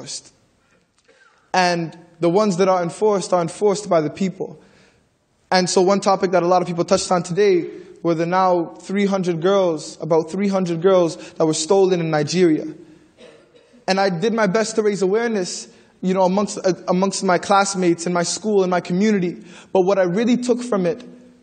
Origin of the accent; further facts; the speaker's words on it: Toronto, Ontario, Canada; I'm from the Regent Park community